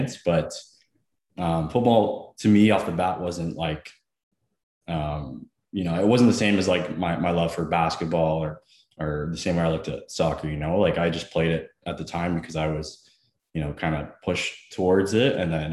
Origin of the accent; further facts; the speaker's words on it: Scarborough, Ontario, Canada; also born or lived in Bradford, Ontario / Ottawa; I was born in Scarborough. And then we moved in middle school to Bradford, Ontario.